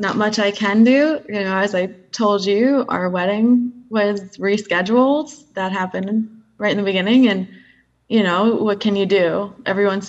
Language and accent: English; New York, United States; I grew up in New York